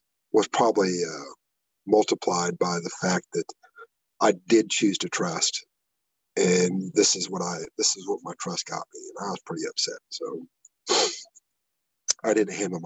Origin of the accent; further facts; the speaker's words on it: Iowa, United States; I'm from Iowa